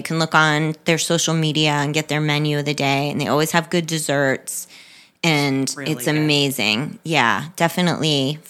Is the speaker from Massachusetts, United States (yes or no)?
yes; Framingham, Massachusetts, United States; now in Palm Beach County, United States; a beer from my hometown. Jack's Abbey is a brewery, Framingham, Massachusetts.